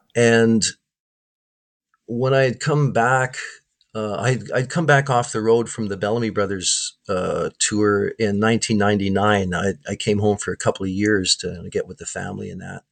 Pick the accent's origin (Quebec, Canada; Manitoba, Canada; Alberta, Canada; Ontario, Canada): Manitoba, Canada; Winnipeg; growing up in Winnipeg, you know, from 80, 1983 on